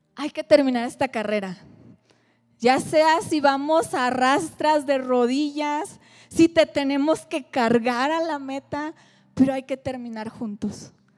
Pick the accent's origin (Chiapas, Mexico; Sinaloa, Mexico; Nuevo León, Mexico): Sinaloa, Mexico; Mazatlán; soy de Mazatlán